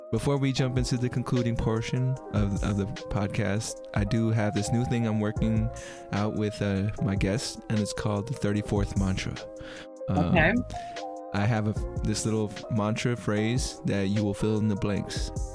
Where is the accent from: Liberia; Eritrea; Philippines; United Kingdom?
Philippines; And it was like, and I, like, for me being Filipino, I was like, what?